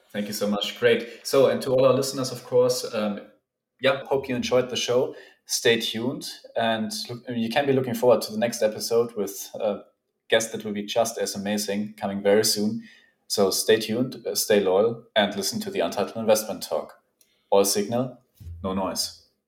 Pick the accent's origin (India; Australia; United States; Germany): Germany; Munich, Bavaria; I'm from Munich